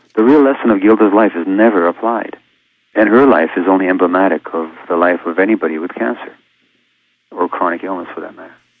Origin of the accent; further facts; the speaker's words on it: Hungary; being born a Jewish infant uh, two months before the Nazis occupied my home country of Hungary